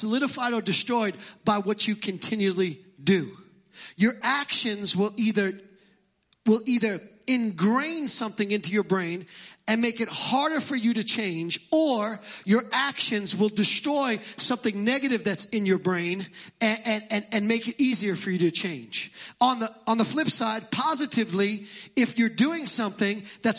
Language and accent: English; New York City, New York, United States; accent: Brooklyn; my Brooklyn accent